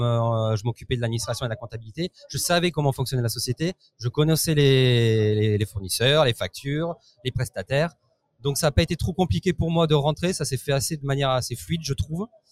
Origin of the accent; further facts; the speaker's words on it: France; moved away as an adult; now in Italy; je n'habite plus en France, j'ai quitté la France et je suis parti vivre en Italie